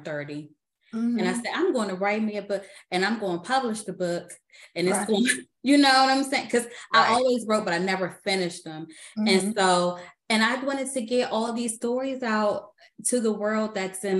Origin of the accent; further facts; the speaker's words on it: Washington, District of Columbia, United States; accent: D.C.; now in Maryland, United States; I am from the Washington, D.C. area. Mm-hmm. And everybody always talk about my D.C. accent.